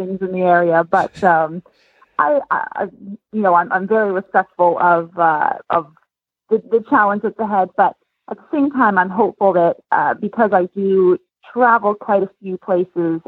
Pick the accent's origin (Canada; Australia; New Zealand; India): Canada; now in Lexington, United States; I'm Canadian, but I live in Lexington now